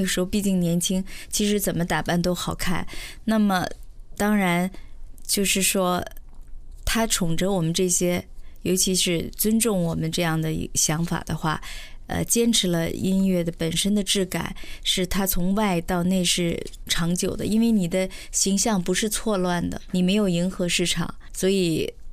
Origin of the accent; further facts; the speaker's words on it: Shenyang, Liaoning, China; 我是来自北方沈阳